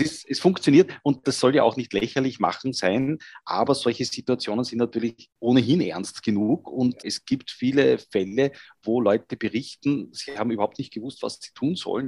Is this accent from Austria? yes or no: yes; Vienna, Austria; als Österreicher, Wiener und zur Hälfte meiner Familie auch äh, Salzburger